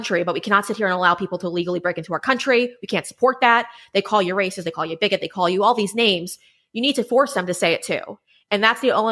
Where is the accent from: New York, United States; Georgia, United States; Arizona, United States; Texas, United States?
New York, United States; Huntington; I was raised in Huntington, New York with my six siblings